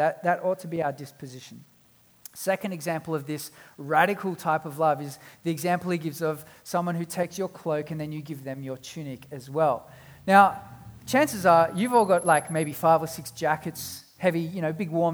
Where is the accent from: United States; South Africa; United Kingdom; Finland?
South Africa; now in Australia; I was born in South Africa and we've been back a number of times